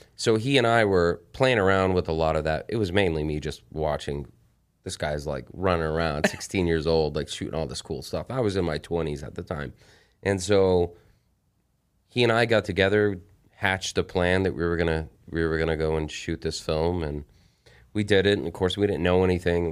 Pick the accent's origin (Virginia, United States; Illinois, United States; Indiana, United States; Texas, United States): Texas, United States; El Paso; the town that I was born. I'm from El Paso, Texas